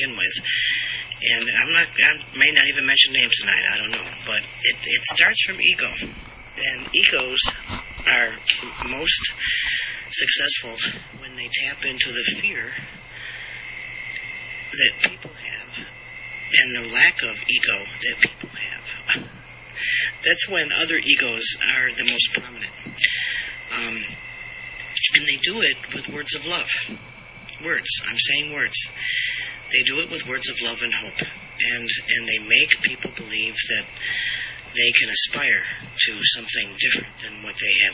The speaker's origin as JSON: {"language": "English", "country": "United States", "said": "I am an American and we are in America"}